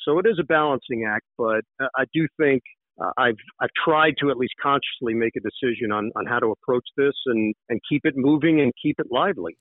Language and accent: English; New York City, New York, United States; moved away as an adult; also born or lived in Upper East Side, Manhattan / West Orange, New Jersey; now in New Jersey, United States; I grew up in Queens